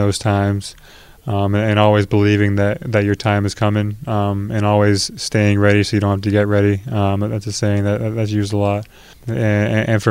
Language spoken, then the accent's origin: English; Foxborough, Massachusetts, United States; now in Minneapolis, United States; I'm from more near Gillette Stadium where the Patriots play